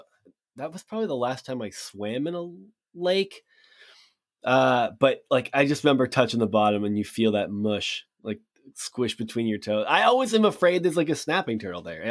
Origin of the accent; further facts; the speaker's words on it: Massachusetts, United States; I'm from Massachusetts